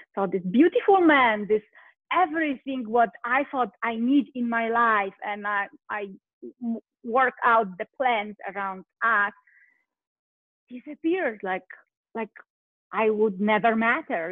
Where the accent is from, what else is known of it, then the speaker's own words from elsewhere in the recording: Poland; English is a second language; moved away as an adult; now in United States; originally I'm from Poland. I live in US right now